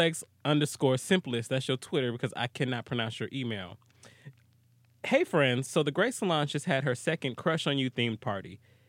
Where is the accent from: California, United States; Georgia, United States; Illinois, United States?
Georgia, United States; Atlanta; I'm from Atlanta